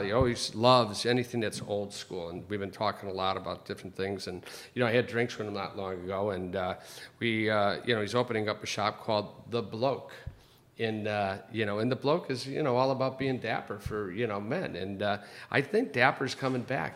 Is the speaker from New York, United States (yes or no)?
no; Chicago, Illinois, United States; now in Los Angeles, United States; grew up in Chicago